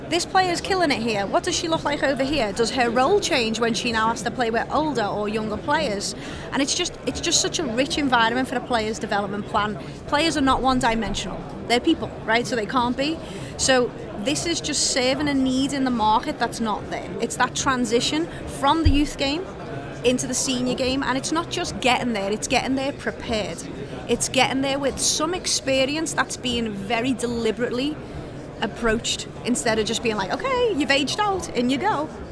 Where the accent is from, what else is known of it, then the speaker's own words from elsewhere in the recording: England, United Kingdom; now in United States; I come from England